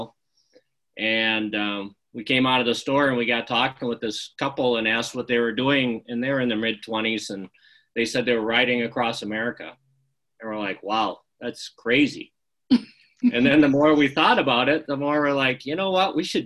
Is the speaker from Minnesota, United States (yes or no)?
yes; Forest Lake, Minnesota, United States; moved away as an adult; also born or lived in Carver County, Minnesota; now in Pueblo, United States; I grew up in Forest Lake, Minnesota, north of St. Paul.